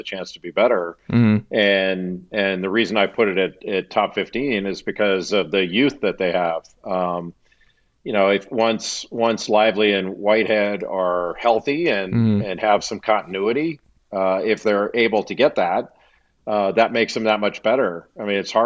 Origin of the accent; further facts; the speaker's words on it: Los Angeles, California, United States; I grew up in Los Angeles